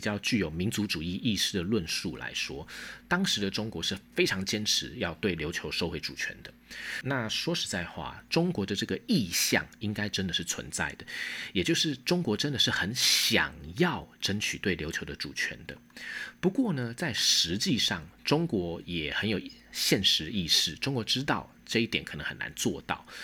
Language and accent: Chinese; Taiwan; 顺便提醒我们台湾人应该怎么样去理解冲绳